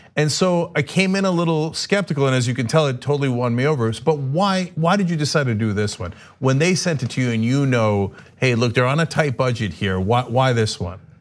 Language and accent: English; New Jersey, United States; I grew up in Jersey